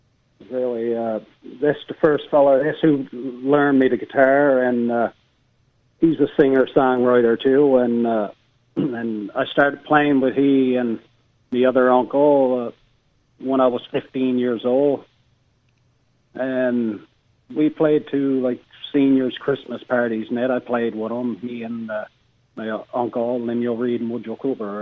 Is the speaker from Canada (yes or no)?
yes; Dildo, Newfoundland and Labrador, Canada; I love Dildo, of course. I'm from there, you know. But yep. I love the surrounding areas, too, of course. I got a lot of friends everywhere there. So, but Dildo is my hometown, and it will always be.